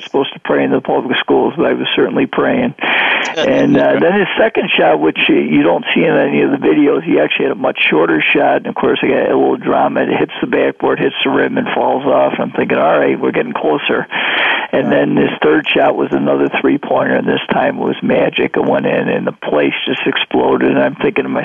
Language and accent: English; Greece, New York, United States; I had an opportunity 28 years ago to go back to my hometown, Greece, New York